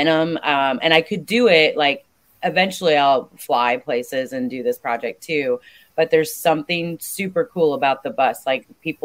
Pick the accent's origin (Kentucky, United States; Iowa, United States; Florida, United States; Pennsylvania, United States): Iowa, United States; Ackley; moved away as an adult; also born or lived in Southern California; I grew up in Ackley, Iowa, so super small town, smack dab in the middle of the state